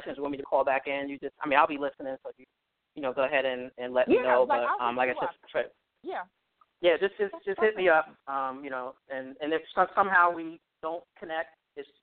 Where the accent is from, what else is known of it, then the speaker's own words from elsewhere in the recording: New York City, New York, United States; now in New Jersey, United States; I'm originally from you know, the birthplace of anything that's dope, which is Brooklyn